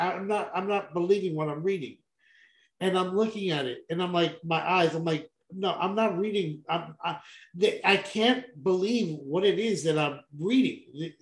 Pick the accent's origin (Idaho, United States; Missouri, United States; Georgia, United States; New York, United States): New York, United States; I'm from New York.